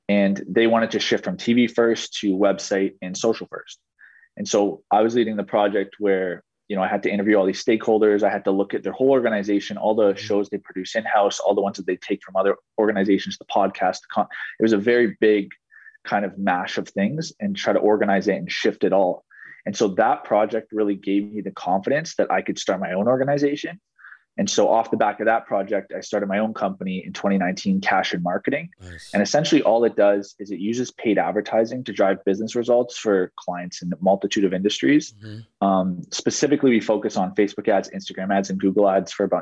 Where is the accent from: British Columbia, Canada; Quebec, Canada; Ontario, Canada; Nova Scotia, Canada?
Ontario, Canada; Ottawa; I was born and raised here in Ottawa, Ontario, which is in Canada